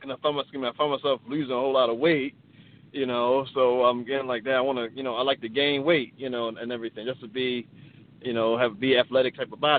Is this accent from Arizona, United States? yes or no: no; Baltimore, Maryland, United States; Uh, I live in um, I'm from Baltimore, Maryland